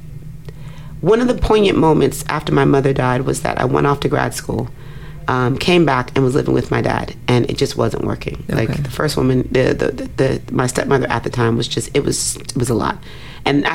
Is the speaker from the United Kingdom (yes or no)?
no; Nigeria; a Nigerian woman